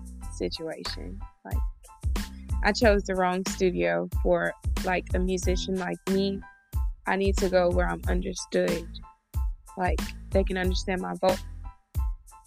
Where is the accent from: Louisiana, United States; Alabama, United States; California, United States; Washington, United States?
Alabama, United States; Grand Bay; I'm originally from Grand Bay, Alabama. It's on the outskirts of Mobile, Alabama